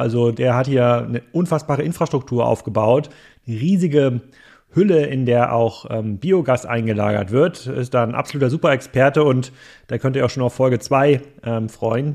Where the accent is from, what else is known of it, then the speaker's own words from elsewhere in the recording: Gettorf, Schleswig-Holstein, Germany; in meinem Heimatdorf, ähm, Gettorf